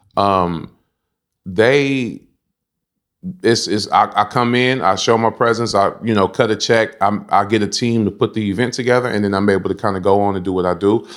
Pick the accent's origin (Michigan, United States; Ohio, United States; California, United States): California, United States; San Francisco; growing up in the Banacas, it was, it was a How can I say? It, it wasn't public, it was public housing